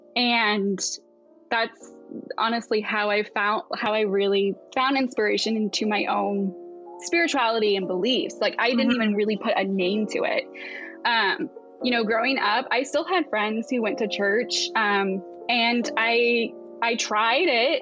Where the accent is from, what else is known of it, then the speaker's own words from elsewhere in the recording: Asheville, North Carolina, United States; moved away as an adult; now in Pacific Northwest, United States; we moved to the Asheville area